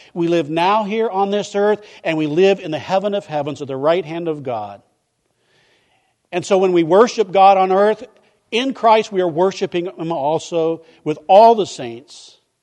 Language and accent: English; Midwest, United States; now in Vero Beach, United States; I grew up in the Midwest where a good neighbor is somebody who cut their yard and nobody else's.